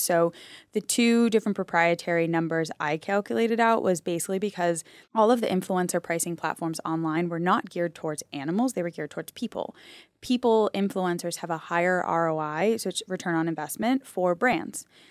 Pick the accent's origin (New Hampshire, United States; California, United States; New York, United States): New Hampshire, United States; I grew up in New Hampshire